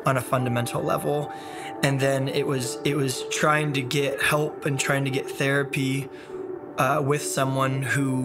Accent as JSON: {"language": "English", "town": "San Diego", "region": "California", "country": "United States", "said": "I'm from San Diego, California"}